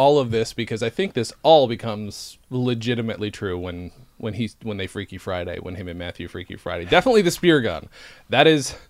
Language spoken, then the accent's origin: English; England, United Kingdom; born there; Yeah, he was born in Canada. Same way I was born in England.